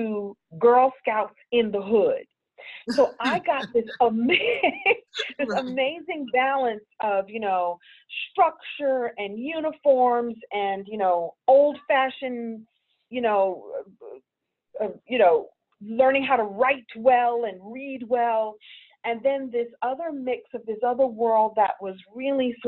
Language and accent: English; New York City, New York, United States; moved away; I grew up in Brooklyn in the 60s and 70s